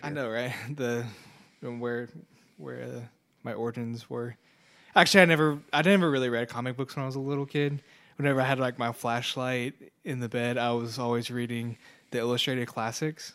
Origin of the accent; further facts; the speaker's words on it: Houston, Texas, United States; growing up in Houston